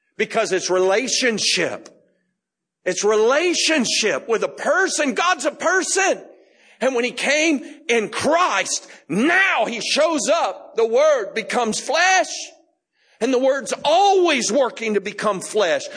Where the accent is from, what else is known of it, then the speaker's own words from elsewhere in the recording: Florida, United States; I grew up in Florida